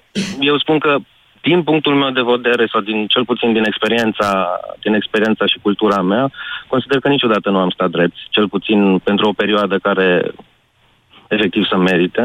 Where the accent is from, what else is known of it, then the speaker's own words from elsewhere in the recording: Romania; Suntem români